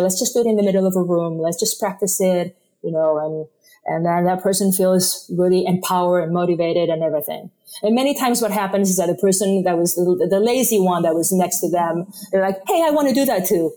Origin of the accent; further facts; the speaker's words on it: Spain; first language Spanish; English is a second language; moved away as an adult; now in United States; I was born in Spain, and I moved to the States, you know, 20 something years ago